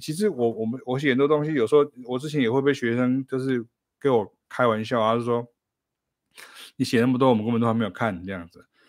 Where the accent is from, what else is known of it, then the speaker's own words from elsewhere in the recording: Taichung, Taiwan; moved away; 我可以回台中我的老家